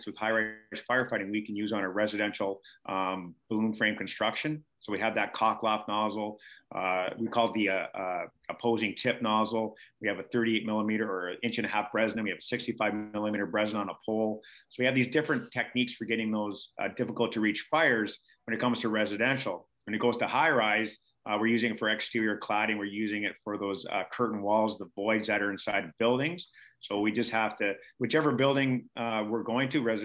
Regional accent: Canada; I was from Canada

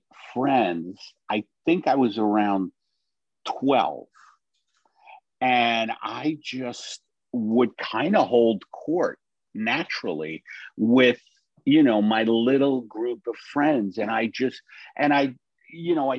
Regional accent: New York City, New York, United States; I was born in Brooklyn

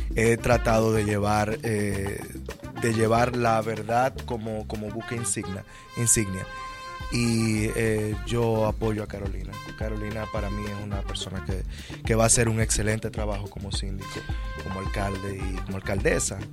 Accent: Santo Domingo, Distrito Nacional, Dominican Republic; la capital, que es de donde yo vengo y donde me estoy postulando a diputado.

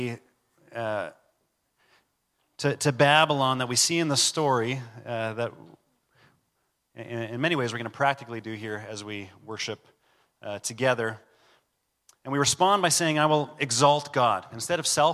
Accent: Canada; we're Canadian

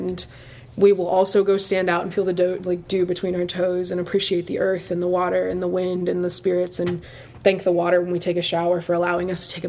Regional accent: Pensacola, Florida, United States; the pastor that I grew up with here in Pensacola

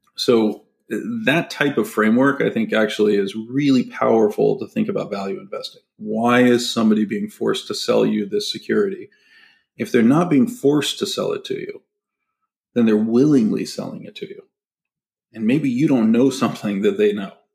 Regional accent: San Francisco Bay Area, California, United States; I grew up in the in the San Francisco Bay Area

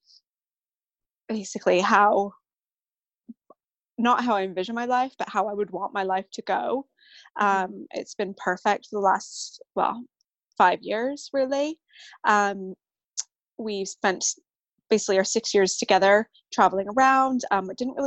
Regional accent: Vancouver Island, British Columbia, Canada; moved away as an adult; now in United Kingdom; I'm originally from Canada, from Vancouver Island.

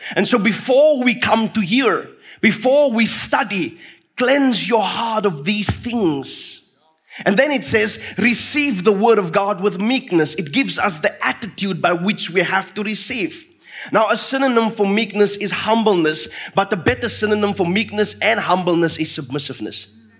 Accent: Fraserburg, Northern Cape, South Africa; where I grew up in Fraserburg with my father

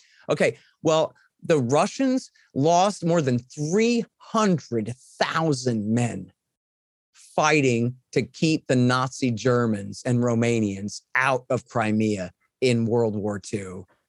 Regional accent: Texas, United States; I'm from Texas.

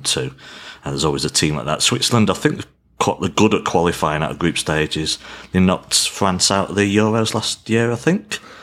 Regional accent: England, United Kingdom; as an Englishman

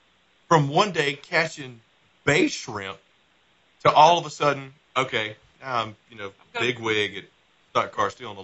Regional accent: South Boston, Virginia, United States; I'm from South Boston, Virginia.

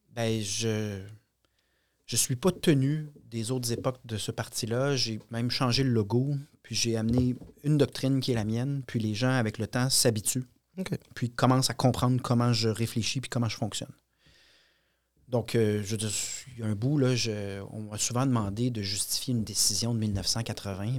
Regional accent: Quebec, Canada; on est québécois tous et chacun

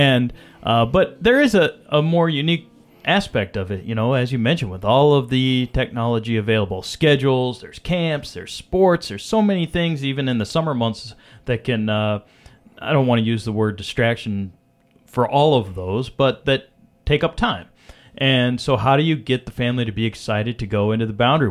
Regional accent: North Iowa, United States; growing up in Iowa, North Iowa, just near the Minnesota border

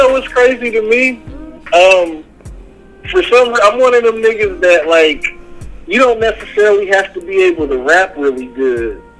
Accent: Marion, United States; we grew up in Marion

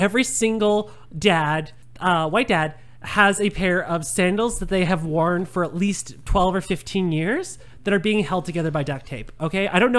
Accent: Langley, British Columbia, Canada; growing up in Langley

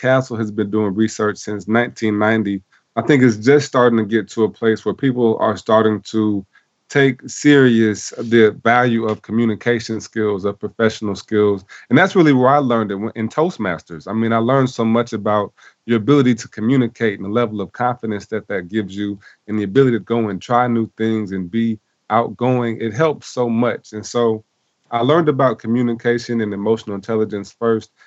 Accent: South Bend, Indiana, United States; I was born and raised in South Bend, Indiana

